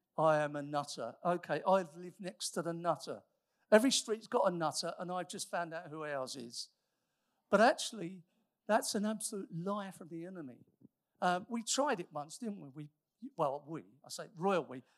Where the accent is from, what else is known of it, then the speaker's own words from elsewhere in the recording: United Kingdom; we are mostly British